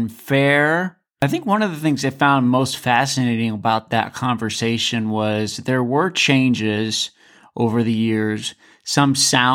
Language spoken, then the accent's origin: English; Alaska, United States; I'm from Alaska actually myself